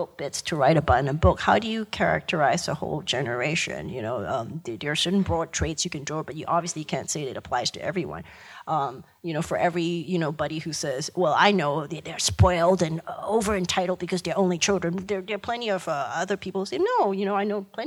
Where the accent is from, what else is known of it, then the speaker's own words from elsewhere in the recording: Malaysia; I grew up in Malaysia, and right next door to me is Singapore.